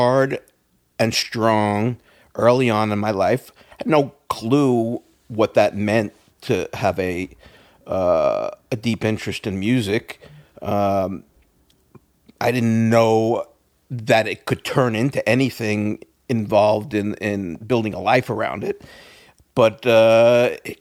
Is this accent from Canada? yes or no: no; New York City, New York, United States; as a young kid, growing up in Brooklyn, the first place I lived was Easton Parkway, Brooklyn